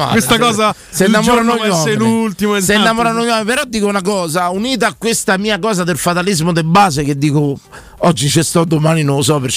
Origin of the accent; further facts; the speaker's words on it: Naples, Campania, Italy; sono napoletano